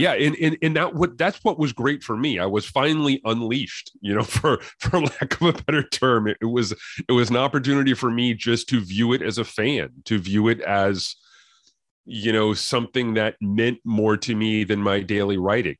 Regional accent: Connecticut, United States; I grew up in Connecticut

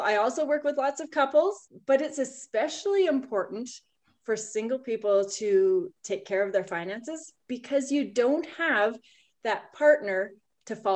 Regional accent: Saskatchewan, Canada; moved away as an adult; also born or lived in Calgary; I grew up in Saskatchewan and I was on a grain farm.

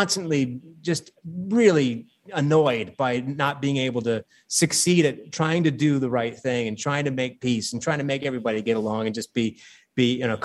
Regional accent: Saginaw, Michigan, United States; my hometown of Saginaw, Michigan

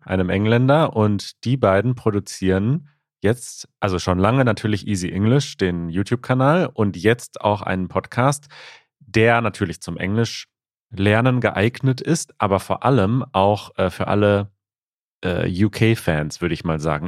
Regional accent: Ukraine; German is a second language; ich komme aus der Ukraine

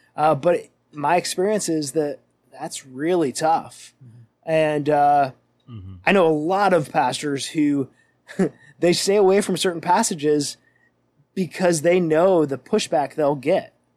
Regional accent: Western New York, United States; moved away as an adult; now in Milwaukee, United States; I'm a Western New York boy at heart

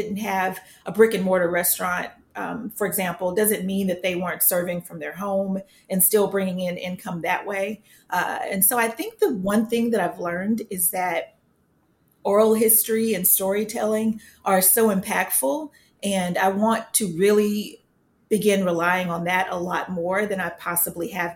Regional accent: Sherman, Texas, United States; I grew up in Sherman, Texas, born and raised up near the Red River

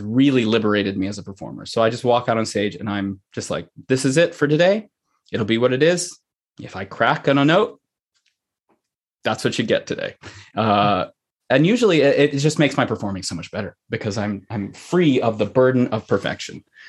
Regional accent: Pennsylvania, United States; also born or lived in Sri Lanka (parents); now in Saline, Michigan, United States; I was born in the United States, in Pennsylvania.

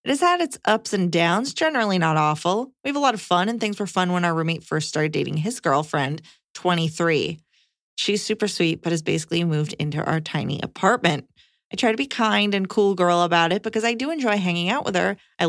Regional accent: Canada; now in United States; So, my wife is American and I'm Canadian.

